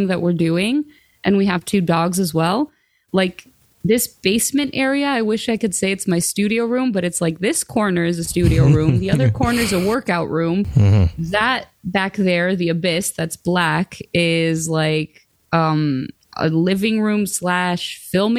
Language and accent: English; Greece; moved away; I grew up in Greece